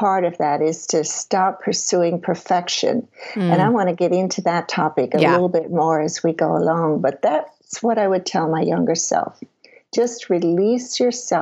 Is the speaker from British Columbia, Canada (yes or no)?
no; Prince Edward Island, Canada; I grew up in Prince Edward Island, Canada